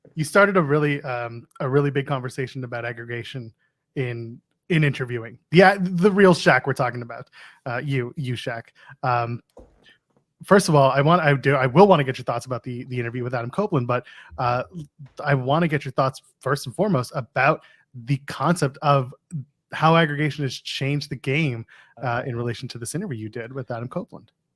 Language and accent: English; Canada; I am a Canadian